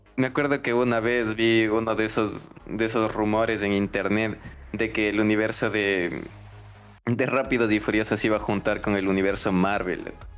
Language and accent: Spanish; Ecuador; tenemos como, cultura ecuatoriana